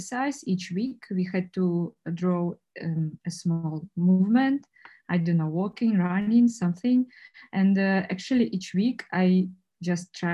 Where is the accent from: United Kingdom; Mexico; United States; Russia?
Russia; English is a second language; moved away as an adult; now in Prague, Czech Republic; I grew up in Russia